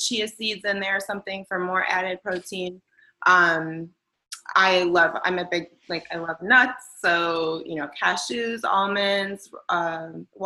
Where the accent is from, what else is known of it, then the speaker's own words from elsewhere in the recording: Chicago, Illinois, United States; I'm from Chicago. That's a big part of who I am.